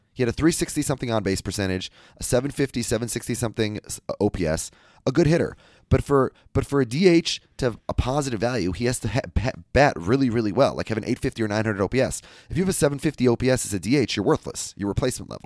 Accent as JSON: {"language": "English", "region": "Minnesota", "country": "United States", "said": "I'm from the Midwest."}